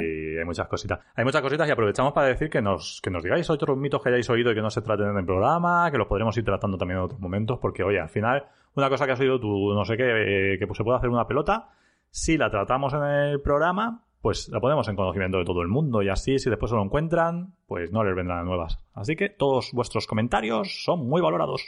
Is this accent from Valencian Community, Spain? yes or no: yes; Elda, Valencian Community, Spain; farmacéutico en IBI, aunque soy de Elda